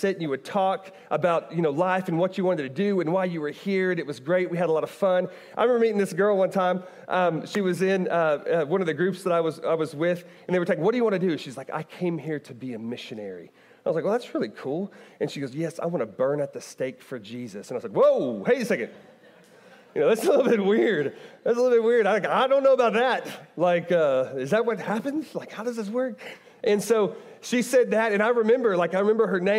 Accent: Bartlesville, Oklahoma, United States; moved away as an adult; also born or lived in Owensboro, Kentucky; now in Kentucky, United States; I grew up in Oklahoma.

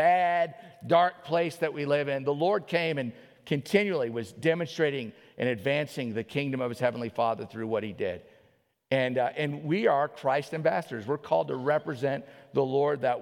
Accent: New Orleans, Louisiana, United States; now in Alaska, United States; I grew up in New Orleans

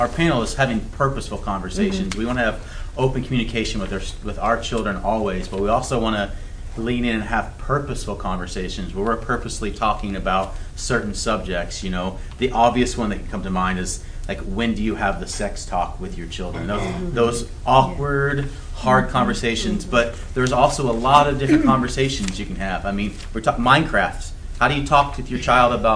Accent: the South, United States; I grew up in the South

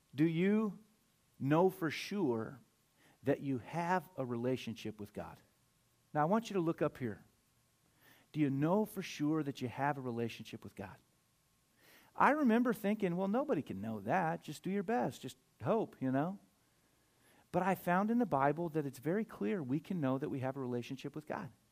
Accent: United States; as American people

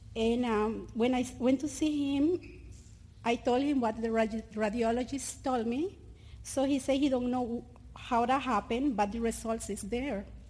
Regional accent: Honduras; English is a second language; now in Cayman Islands; I am from Honduras

